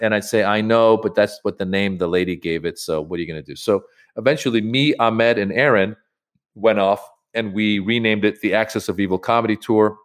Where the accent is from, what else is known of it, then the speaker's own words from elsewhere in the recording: United States; I grew up in America, so I'm more comfortable doing comedy in English than I am doing it in Farsi.